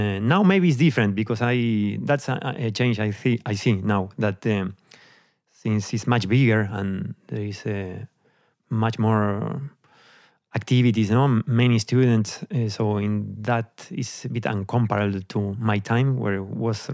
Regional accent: Argentina; moved away as an adult; also born or lived in Amsterdam, Netherlands; now in Netherlands; I'm from Argentina. I grew up there. I left the country when I was 28

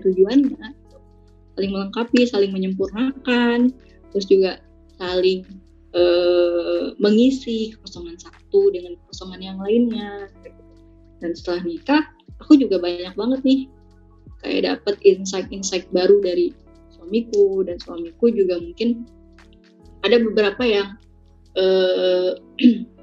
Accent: Bogor, West Java, Indonesia; aku nih orang Bogor

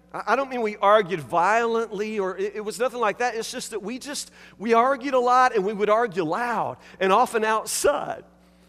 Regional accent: Woodburn, United States; I was raised here in Woodburn on Morristuff Road, and our next door neighbors were the Dyers.

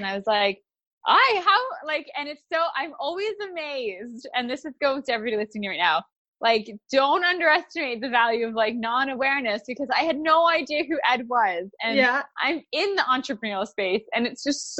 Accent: Ontario, Canada; I'm from Ontario, Canada

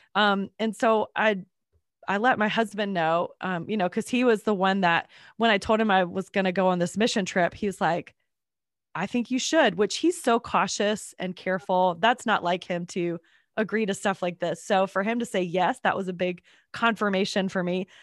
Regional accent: North Carolina, United States; also born or lived in Georgia; now in Atlanta, United States; I grew up in North Carolina and moved to Georgia

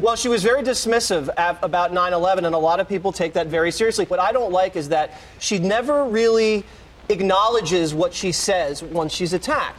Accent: Montana, United States; I'm from Montana

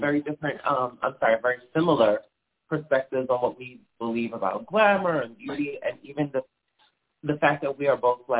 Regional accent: Long Island, New York, United States; I'm from Long Island, but my grandparents, my mother's mother and father are both first generation New Yorkers, and my grandparents on both sides are Southern. So I have a very classic Southern upbringing, but within the context of New York.

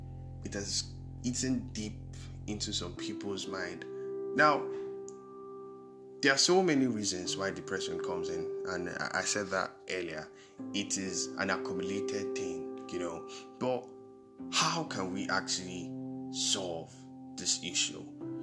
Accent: Nigeria; Being a Nigerian alone could be depressing

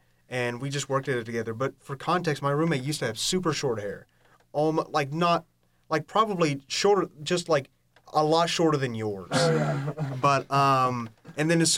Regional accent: Lenoir, North Carolina, United States; moved away as an adult; now in Boone, United States; I'm originally from Lenoir.

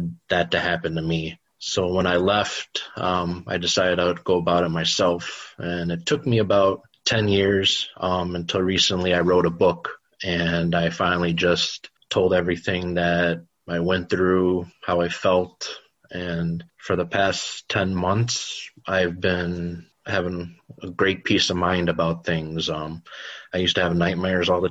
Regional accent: Chicago, Illinois, United States; Born and raised in Chicago

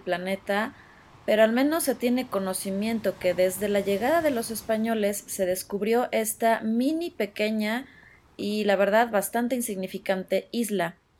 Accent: Mexico; mi país

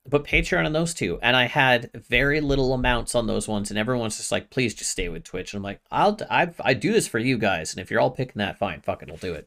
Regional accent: Canada; as a Canadian

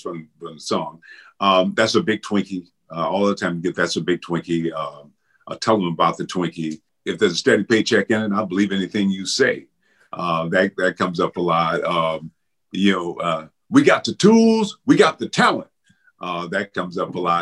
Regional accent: Benton Harbor, Michigan, United States; moved away; my hometown, Benton Harbor, Michigan

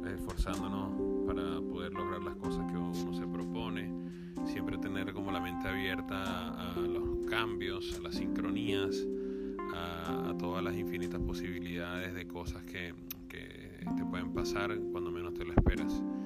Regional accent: Venezuela; moved away as an adult; now in Buenos Aires, Argentina; somos venezolanos

